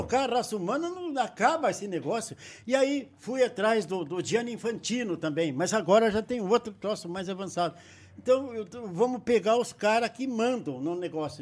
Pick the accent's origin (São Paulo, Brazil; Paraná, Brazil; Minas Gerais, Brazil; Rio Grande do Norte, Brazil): Paraná, Brazil; Castro; moved away; Eu nasci em Castro, aqui perto de Ponta Grossa